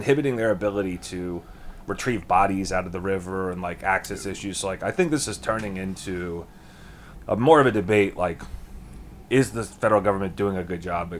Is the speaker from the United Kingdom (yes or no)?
no; United States; as an American